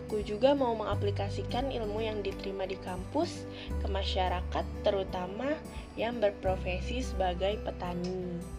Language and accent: Indonesian; Bandar Lampung, Lampung, Indonesia; Eh ya, kenalin … asal aku dari Bandar Lampung.